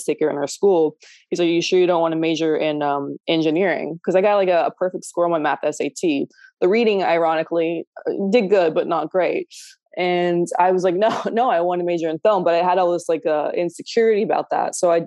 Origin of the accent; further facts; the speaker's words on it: Podunk, Texas, United States; also born or lived in Los Angeles; now in Paris, France; I'm from Podunk, Texas